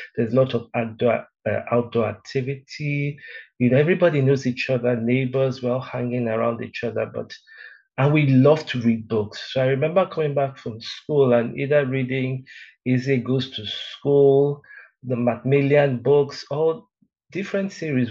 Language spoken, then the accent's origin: English; Lagos, Nigeria; also born or lived in Benin City, Edo State / Delta State; now in South Africa; my father used to work in Union Bank those days. They used to call it Barclays, Barclays Bank. I'm not so sure, but yeah. Uh, so they now transferred him from from Benin to Lagos.